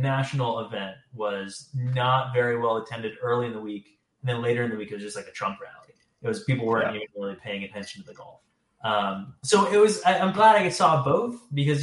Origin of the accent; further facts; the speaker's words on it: New Jersey, United States; moved away as an adult; now in Brooklyn, United States; I grew up in New Jersey